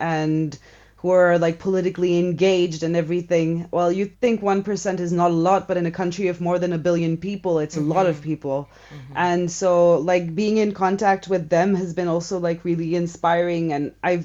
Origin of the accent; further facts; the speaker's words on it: India; now in Switzerland; I grew up in India before arriving in Switzerland